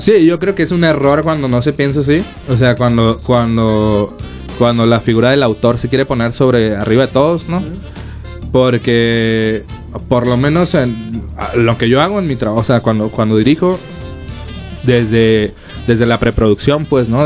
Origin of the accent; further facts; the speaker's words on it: Ciudad Obregón, Sonora, Mexico; now in Mexico City, Mexico; yo soy de Obregón, Sonora